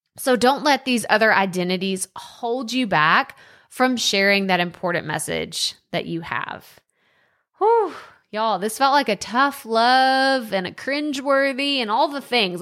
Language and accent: English; Texas, United States; accent: country; I moved four hours away from my hometown, and I was in a school in Texas, and I got made fun of because of my accent